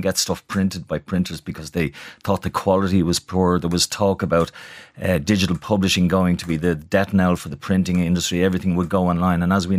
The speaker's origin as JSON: {"language": "English", "town": "Dublin", "region": "Leinster", "country": "Ireland", "tie": "born or raised there", "said": "Born and bred in Palmerstown. My parents were from Dublin. Dad was from the Liberties, Cork Street, and my mum not far away. And I grew up, you know, in the thick of it."}